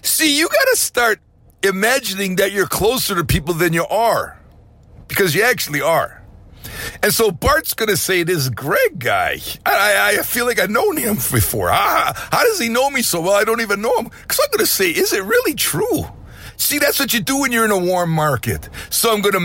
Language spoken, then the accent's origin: English; Wisconsin, United States; also born or lived in Costa Rica; now in Florida, United States; I bought a home in Florida when I grew up in Wisconsin